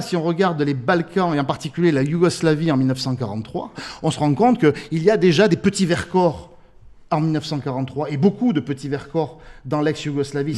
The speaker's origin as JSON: {"language": "French", "country": "France", "said": "chez nous en France"}